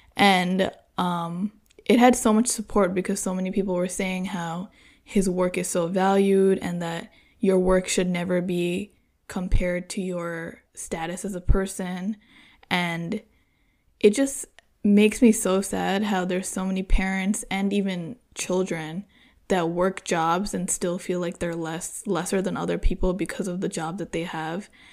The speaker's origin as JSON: {"language": "English", "country": "United States", "tie": "born or raised there", "said": "an American-born girl"}